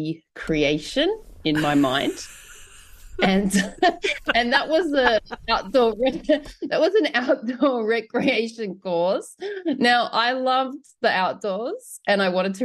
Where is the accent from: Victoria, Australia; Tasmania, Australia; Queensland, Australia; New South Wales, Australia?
New South Wales, Australia; Blue Mountains; I grew up in Australia's largest climbing area